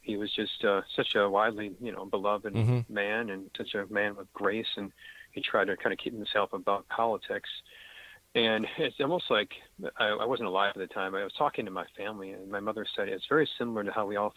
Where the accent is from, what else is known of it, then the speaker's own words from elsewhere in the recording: Western New York, United States; growing up in Western New York